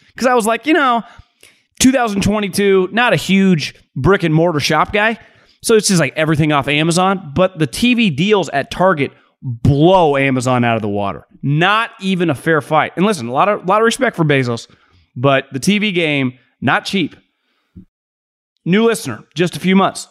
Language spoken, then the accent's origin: English; California, United States; moved away as an adult; now in Arizona, United States; I grew up in California.